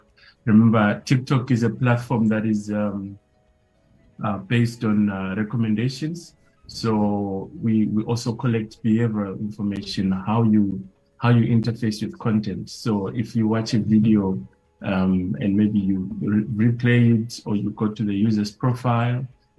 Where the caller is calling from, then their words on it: Johannesburg, Gauteng, South Africa; I'm joining from Johannesburg in South Africa. It's nice and sunny outside.